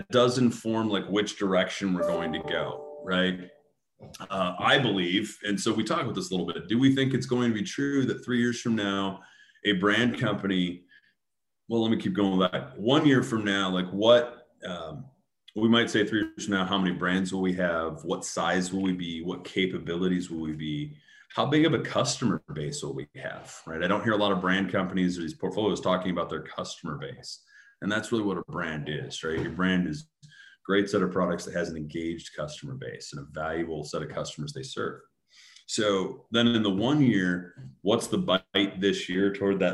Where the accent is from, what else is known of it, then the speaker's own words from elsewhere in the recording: Grand Rapids, Michigan, United States; Grand Rapids, Michigan, my hometown.